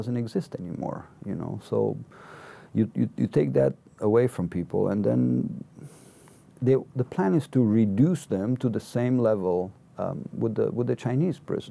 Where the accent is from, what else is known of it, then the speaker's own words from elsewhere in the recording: Cluj-Napoca, Cluj County, Romania; I had left Cluj, my hometown, on June 29, exactly 1 year ago